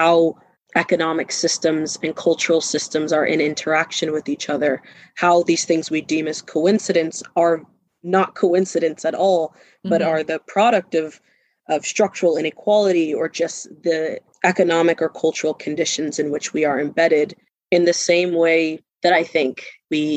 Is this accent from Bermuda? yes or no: yes; Bermuda; moved away as an adult; I'm from Bermuda